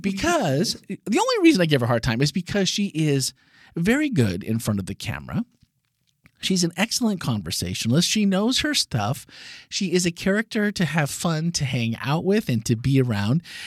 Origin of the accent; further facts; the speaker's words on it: Wisconsin, United States; I grew up in Wisconsin, just across the lake there